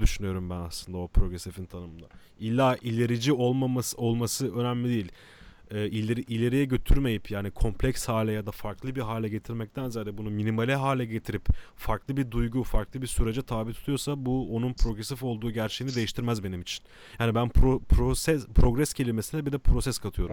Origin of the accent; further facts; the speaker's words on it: Kadıköy, Istanbul, Turkey; Kadıköy acilin içinde büyüdük